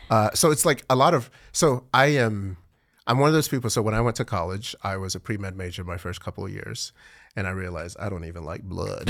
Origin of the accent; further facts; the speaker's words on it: Nigeria; now in Texas, United States; I'm Nigerian